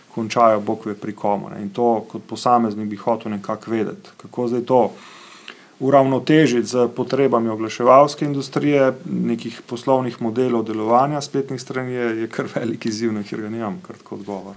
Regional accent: Slovenia

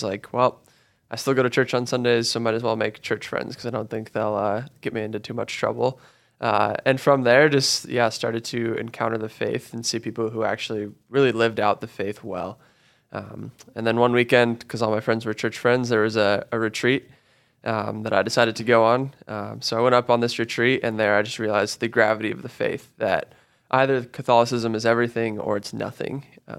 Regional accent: Colorado, United States; So I grew up actually just outside of Denver.

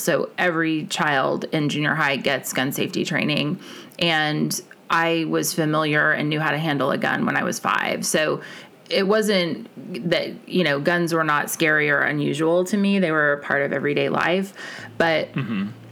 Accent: Kansas, United States; I was born in Kansas

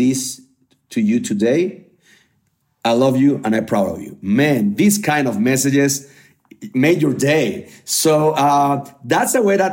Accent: Mexico; from Mexico

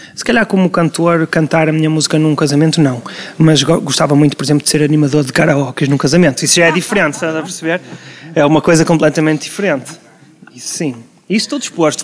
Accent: Porto, Norte, Portugal; also born or lived in Vila Nova de Gaia, Portugal; eu sou portuense de primeira geração, a minha família toda é do Distrito da Guarda

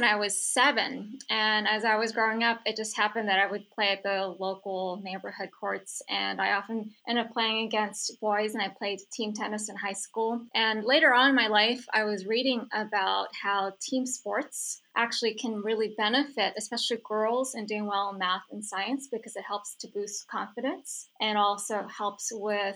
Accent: San Francisco, California, United States; I grew up in San Francisco

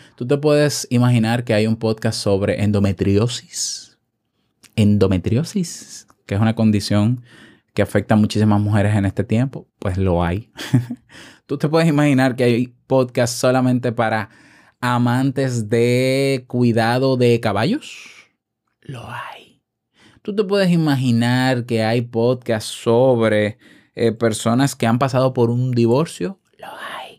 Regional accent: Dominican Republic; accent: dominicano; en mi país, República Dominicana

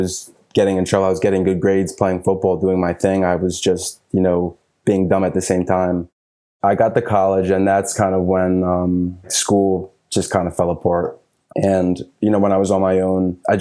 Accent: Philadelphia, Pennsylvania, United States; I was born and raised in Philly

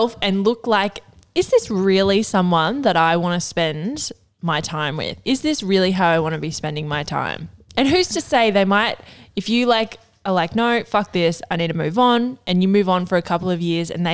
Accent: Northern Rivers, New South Wales, Australia; we're from the Northern Rivers

